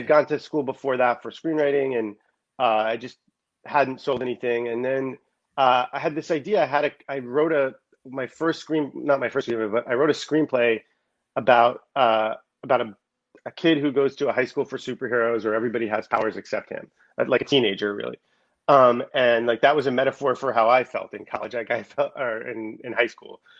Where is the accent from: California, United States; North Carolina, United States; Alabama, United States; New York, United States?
New York, United States; now in Los Angeles, United States; I'm originally from New York. I'm actually here now visiting family. I live in Los Angeles for the most part now